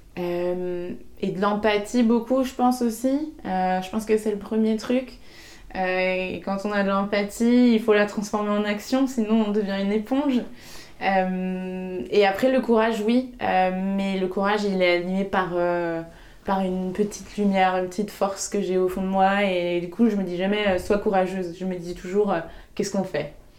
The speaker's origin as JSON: {"language": "French", "town": "Segré", "region": "Pays de la Loire", "country": "France", "tie": "born or raised there", "said": "je suis née à Segré, je le dis tout le temps parce que c'est très important pour moi de, d'expliquer que je viens de, du Maine-et-Loire, euh, à côté d'Angers, parce que c'est là que j'ai grandi"}